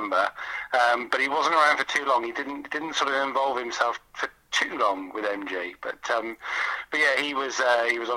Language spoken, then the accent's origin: English; Exeter, South West England, United Kingdom; Growing up in Devon, I'm not from Coventry. I was born in Exeter